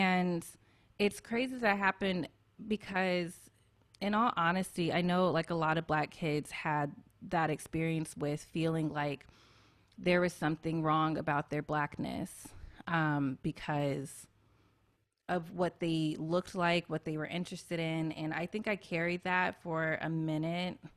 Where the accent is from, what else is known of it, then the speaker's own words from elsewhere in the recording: Memphis, Tennessee, United States; a lot of Black kids in my community growing up in Memphis